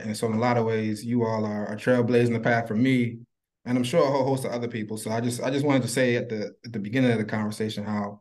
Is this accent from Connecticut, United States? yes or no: no; Baltimore, Maryland, United States; Originally, I'm from and still living in Baltimore, Maryland. I spent first like 26 years of my life in Baltimore